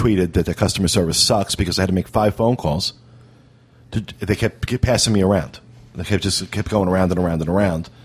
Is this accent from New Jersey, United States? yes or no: yes; Ocean Grove, New Jersey, United States; moved away; my hometown, Ocean Grove, on the Jersey Shore